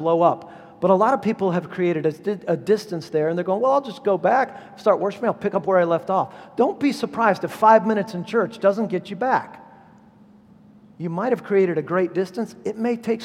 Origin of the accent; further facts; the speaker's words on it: Southern California, United States; I'm from Southern California